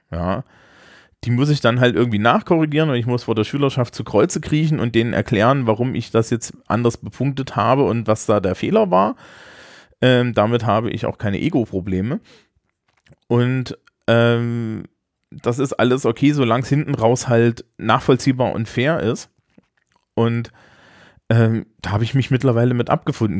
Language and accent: German; East Germany, Germany; dafür komme ich zu sehr aus der DDR